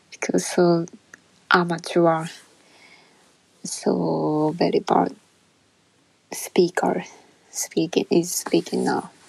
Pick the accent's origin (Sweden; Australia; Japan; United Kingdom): Japan; English is a second language; I'm Japanese woman